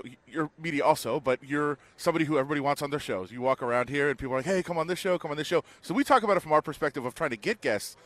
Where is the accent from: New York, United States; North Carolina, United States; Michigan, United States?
Michigan, United States; Detroit; My hometown of Detroit